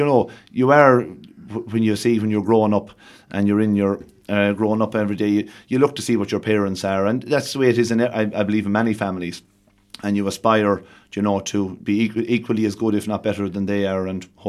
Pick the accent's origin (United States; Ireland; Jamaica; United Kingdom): Ireland; Athleague, County Roscommon; Yeah, I suppose I was born in Athleague Village, raised in Athleague Village, and I say it takes a village to rear a child.